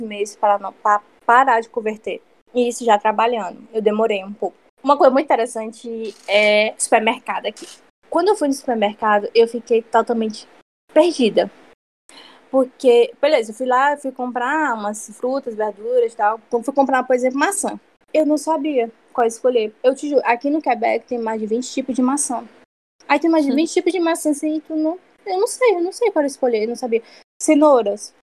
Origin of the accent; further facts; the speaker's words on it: Ceará, Brazil; moved away as an adult; now in Canada; sou cearense, lá só tem verão todo tempo